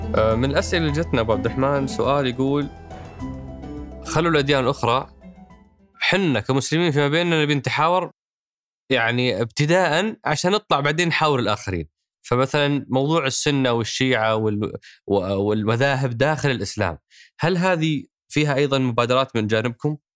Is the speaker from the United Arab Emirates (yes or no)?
no; Saudi Arabia; احنا كسعوديه